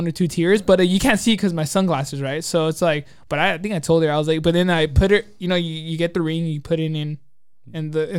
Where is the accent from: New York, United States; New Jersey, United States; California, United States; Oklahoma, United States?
California, United States; Glendora; also born or lived in Azusa, California; I grew up in Glendora and Azusa